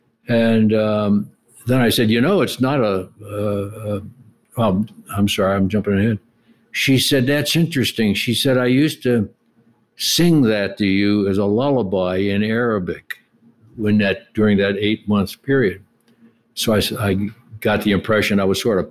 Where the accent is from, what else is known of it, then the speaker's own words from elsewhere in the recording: Pittsburgh, Pennsylvania, United States; We grew up in Pittsburgh, lived in a rough neighborhood